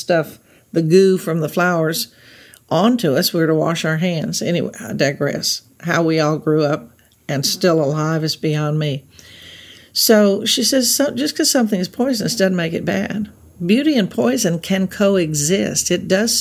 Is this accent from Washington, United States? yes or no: no; Texas Gulf Coast, United States; now in Los Angeles, United States; We grew up on the Texas Gulf Coast, where it was polluted.